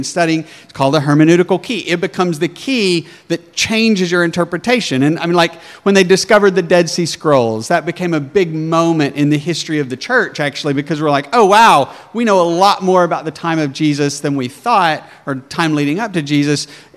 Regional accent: Arkansas, United States; accent: southern; moved away as an adult; also born or lived in Colorado; now in New Jersey, United States; I was from backwoods Arkansas, and nobody could even understand me, and everybody would ask me where I was from, because my southern accent was so thick.

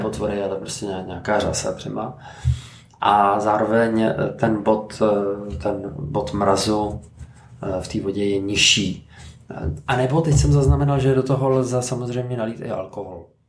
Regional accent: Teplice, Ústí nad Labem Region, Czechia; já jsem z Teplic eh, a chodím se otužovat nahoru na Cínovec

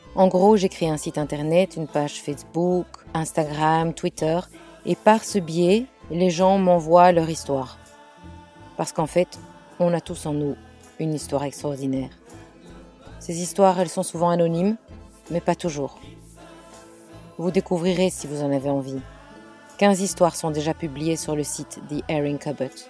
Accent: Belgium; moved away as an adult; now in England, United Kingdom; je suis belge. Je vis en Angleterre depuis 25 ans

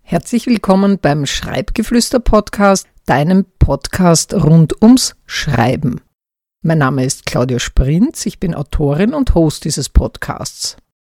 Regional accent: Austria; Mein Heimatland Österreich

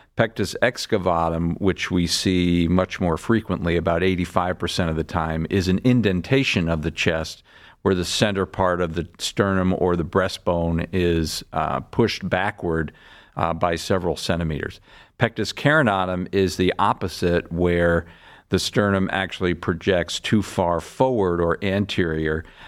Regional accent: Larchmont, New York, United States; moved away as an adult; also born or lived in Boston; now in Cleveland, United States; I'm from, uh, a town outside of New York City called Larchmont, New York. That's where I grew up

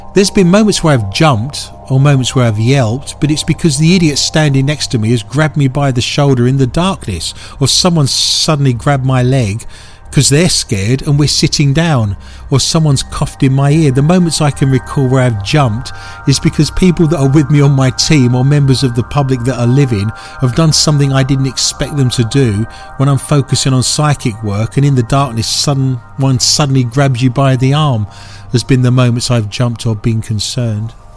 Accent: United Kingdom; accent: British; now in Minneapolis, United States; I'm very much aware that I'm British

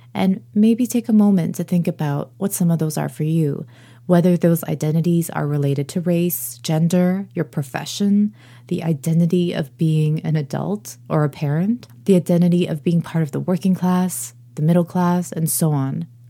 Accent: Canada; also born or lived in Korea; I identify as Korean, also as Canadian, but I look noticeably Korean or more broadly Asian

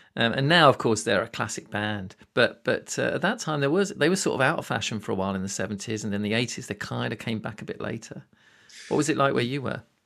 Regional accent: United Kingdom; I'm a Brit

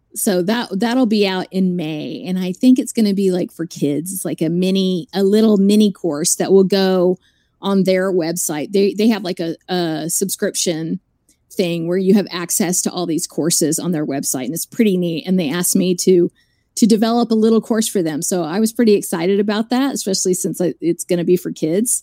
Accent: Dallas, Texas, United States; I grew up in Dallas

